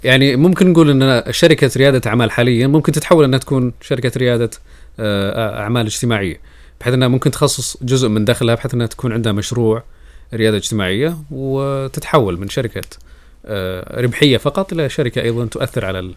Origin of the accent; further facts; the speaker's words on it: Saudi Arabia; عندنا في السعوديه